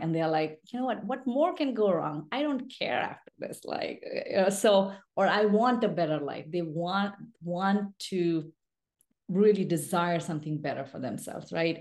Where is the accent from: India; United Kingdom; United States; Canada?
India; English is a second language; I was born and raised in a rural mining town in India